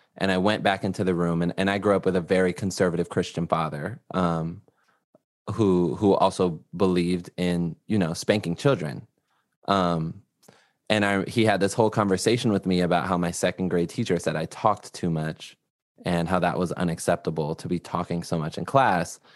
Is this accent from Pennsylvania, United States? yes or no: no; Los Angeles, California, United States; I'm from Los Angeles, California